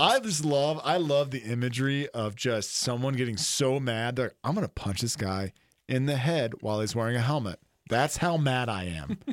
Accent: Mobile, Alabama, United States; I didn't grow up in the woods. I grew up in Mobile

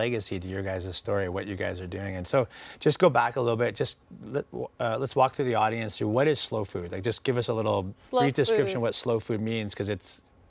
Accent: West Coast, Canada; now in San Diego, United States; I grew up on the West Coast of Canada.

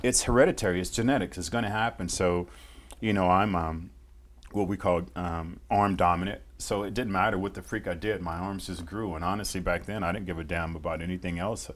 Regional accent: Fresno, California, United States; moved away; I grew up in Fresno, uh, California

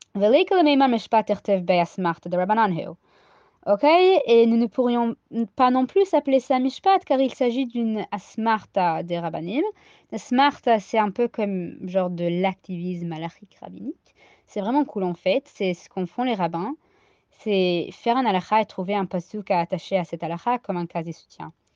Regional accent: United States; accent: American Ashkenazi; French is a second language; mon accent ashkenaz américain

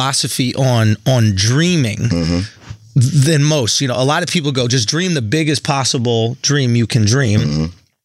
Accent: New York City, New York, United States; I grew up in Manhattan

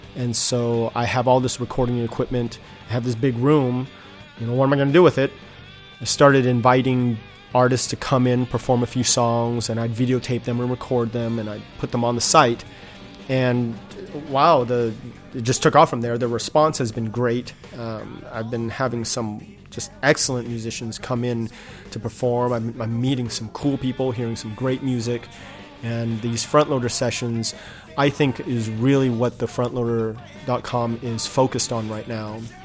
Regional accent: Inland Empire, Southern California, United States; also born or lived in Detroit, Michigan / San Diego, California / Nashville, Tennessee; I grew up in Southern California. I was born in Detroit, but I don't remember anything about it. Um, so, I really consider myself a Southern California boy

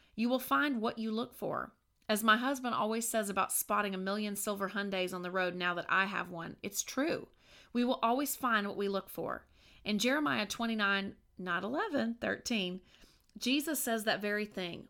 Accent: Virginia, United States; moved away; my hometown in Virginia

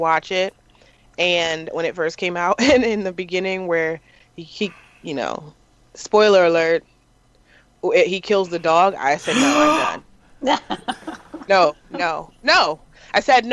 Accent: New York, United States; I'm from New York. We cuss a lot

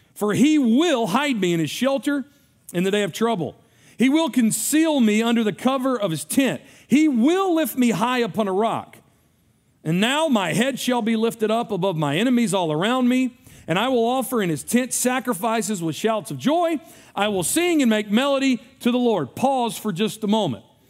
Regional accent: United States; as an American

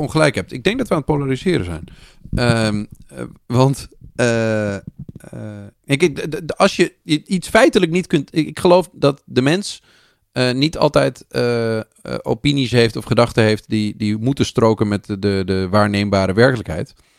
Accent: Netherlands; als Nederlanders

